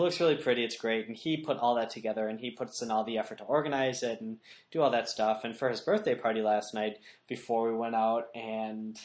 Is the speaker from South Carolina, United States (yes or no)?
no; Milwaukee, Wisconsin, United States; We hail from Milwaukee, Wisconsin, and we have a really good Magic scene here